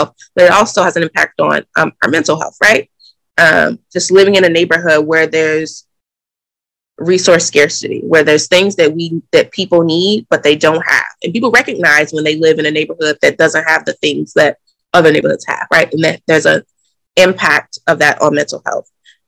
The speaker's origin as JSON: {"language": "English", "region": "the South", "country": "United States", "lives_now": "Boston, United States", "said": "And I'm also from the South and I care about, you know, urban cities in the South."}